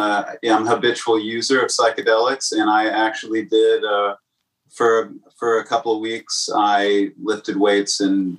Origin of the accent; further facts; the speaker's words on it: Dallas, Texas, United States; now in New York, United States; Andrew and I are from the Dallas area. Oh. And then we both moved to New York in 2010.